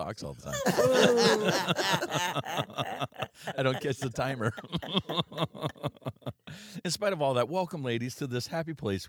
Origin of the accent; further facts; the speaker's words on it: St. Thomas, Ontario, Canada; I'm the Canadian.